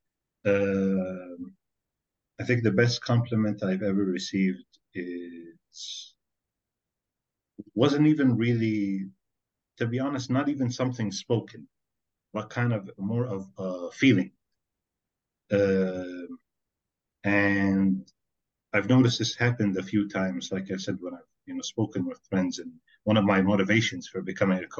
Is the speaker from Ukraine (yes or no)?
no; Kuwait; also born or lived in Norway; I was born here in Kuwait, and this is where I've lived almost my entire life